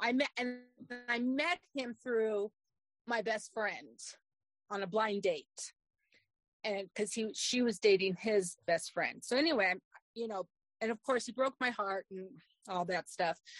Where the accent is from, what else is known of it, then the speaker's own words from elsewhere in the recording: Arizona, United States; I was born in Arizona um, many, many years ago